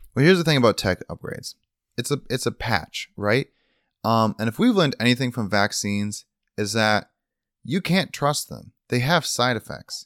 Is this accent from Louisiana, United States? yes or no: no; Michigan, United States; moved away; growing up in Michigan, in our small town